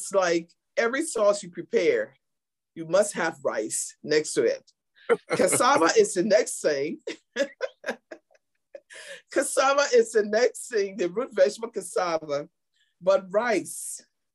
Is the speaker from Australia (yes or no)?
no; Liberia; moved away; when I was growing up in Liberia, my father was a farmer